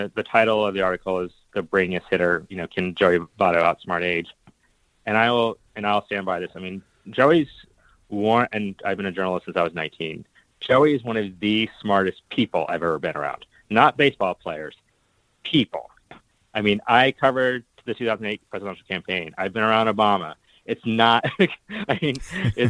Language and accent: English; Oxford, Ohio, United States; I grew up in Oxford, Ohio, and was given a hand-knit Cincinnati Reds sweater when I was born